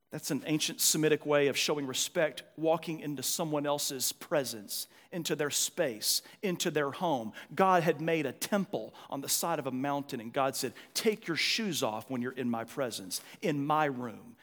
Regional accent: United States; As American Christians

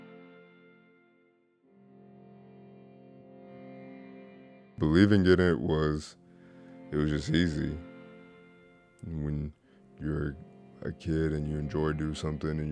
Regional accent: Mesquite, Texas, United States; I grew up in Mesquite, Texas, and I started playing when I was 6 years old

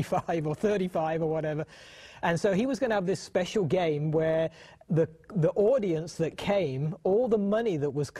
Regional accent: United Kingdom; now in United States; I was born and raised in the United Kingdom

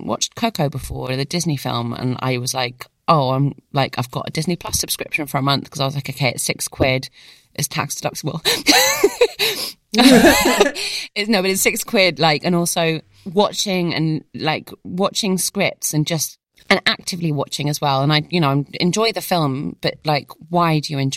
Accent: United Kingdom; being British and Middle Eastern

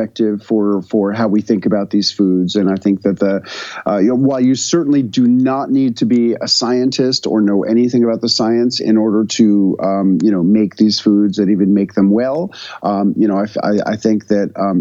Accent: New York City, New York, United States; moved away as an adult; now in Tennessee, United States; I moved from New York to a community in rural Tennessee

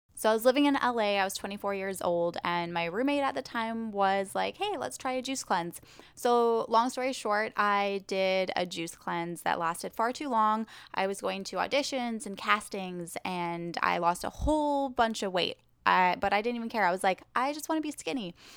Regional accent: Vancouver Island, British Columbia, Canada; moved away as an adult; now in Los Angeles, United States; I am originally from Vancouver Island, British Columbia, Canada

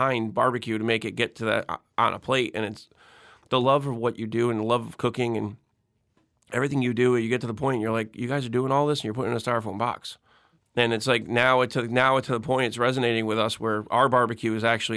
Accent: Connecticut, United States; now in Mandeville, United States; growing up in Connecticut, living but near the beach

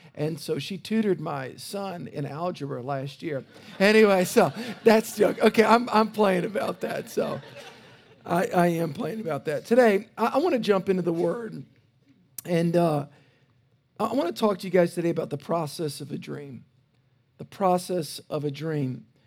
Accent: South Louisiana, United States; I grew up in South Louisiana

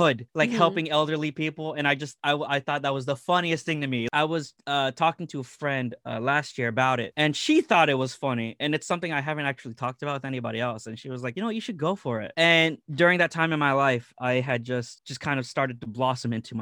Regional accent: Philippines; I'm Filipino

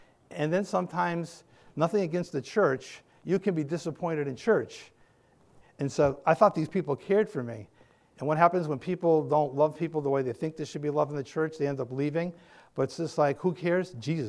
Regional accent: New England, United States; I'm from New England. I can't do any of that.

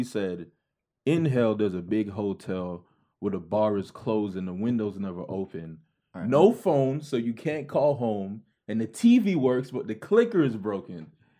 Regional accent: Miami, Florida, United States; born or raised there; also born or lived in Jamaica (ancestry) / Broward County, Florida

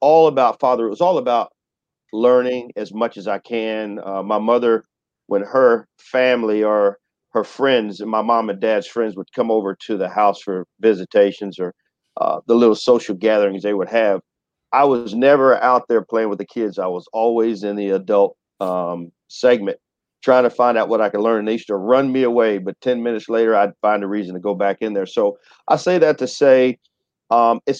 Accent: Excelsior Springs, Missouri, United States; I'm from Excelsior Springs, Missouri, and I grew up in a predominantly white community.

